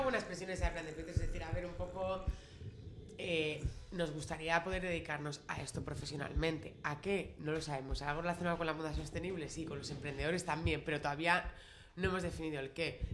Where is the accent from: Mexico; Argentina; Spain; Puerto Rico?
Spain; siendo españolas